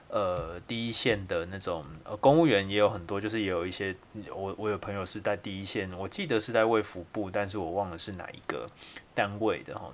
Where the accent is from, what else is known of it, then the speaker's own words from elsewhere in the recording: Kaohsiung, Taiwan; also born or lived in Yilan; 我是高雄人